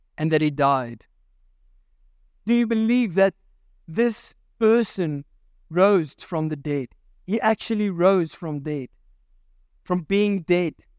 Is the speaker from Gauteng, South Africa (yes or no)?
no; Virginia, Free State, South Africa; there was a mud disaster in Virginia in Mary Spruit, uh, which is my hometown